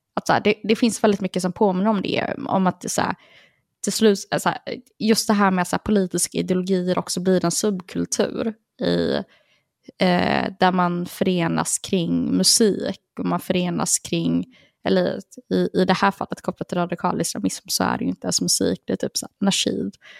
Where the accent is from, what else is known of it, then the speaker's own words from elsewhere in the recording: Partille, Västra Götaland, Sweden; Jag växte upp i Partille